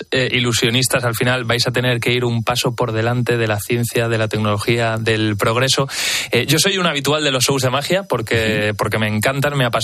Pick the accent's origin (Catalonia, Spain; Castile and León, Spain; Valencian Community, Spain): Valencian Community, Spain; Valencia; Soy de Valencia.